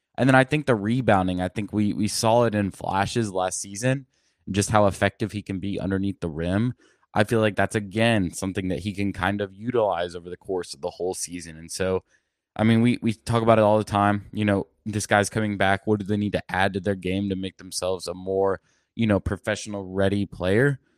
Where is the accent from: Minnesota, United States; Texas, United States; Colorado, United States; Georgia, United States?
Texas, United States; Plano; Plano, Texas, my hometown